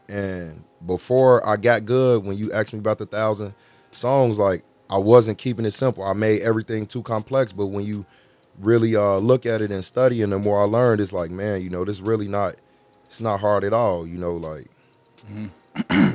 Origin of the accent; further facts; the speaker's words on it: Chicago, Illinois, United States; I'm from Chicago, from Al west